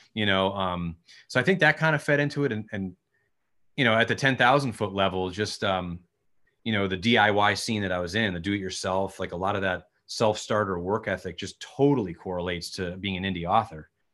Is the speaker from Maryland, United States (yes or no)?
no; Connecticut, United States; we're from Connecticut, or we all were at the time. I'm still here